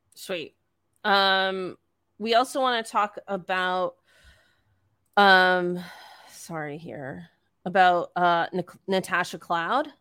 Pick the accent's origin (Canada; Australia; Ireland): Canada; Eastern Canada; as a Canadian